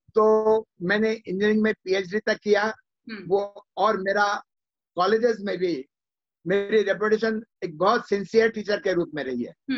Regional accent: Harda, Madhya Pradesh, India; मुझे मेरे पिताजी ने अपने गांव से तीस मील दूर एक हरदा जगह है वहां पढ़ने के लिए भेजा

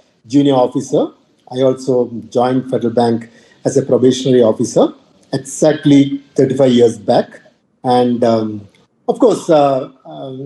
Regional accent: Kerala, India; moved away as an adult; also born or lived in Delhi / Mumbai / Northeast India; I come from the South, specifically from Kerala

